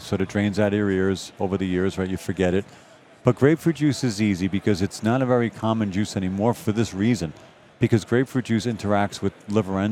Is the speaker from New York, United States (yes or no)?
yes; New York City, New York, United States; moved away; I'm a boy from Brooklyn